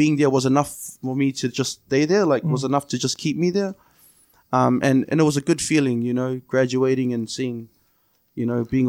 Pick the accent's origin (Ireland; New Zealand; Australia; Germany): New Zealand; Onehunga, Auckland; Sort of grew up there as well. I was born in Green Lane, and my family were staying in Onehunga at the time.